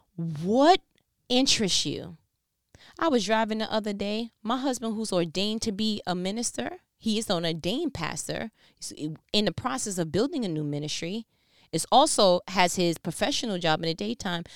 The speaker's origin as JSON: {"language": "English", "region": "New York", "country": "United States", "said": "I'm from New York"}